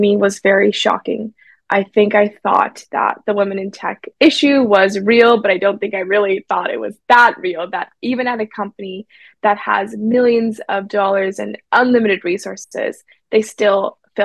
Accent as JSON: {"language": "English", "area": "Silicon Valley", "region": "California", "country": "United States", "tie": "born or raised there", "said": "I grew up in Silicon Valley"}